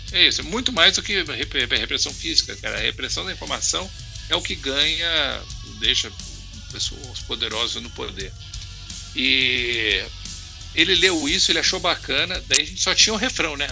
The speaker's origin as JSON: {"language": "Portuguese", "town": "Curitiba", "region": "Paraná", "country": "Brazil", "said": "eu sou de Curitiba"}